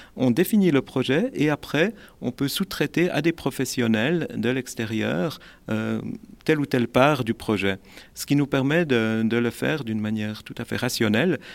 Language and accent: French; Neuchâtel, Switzerland; je suis neuchâtelois d'origine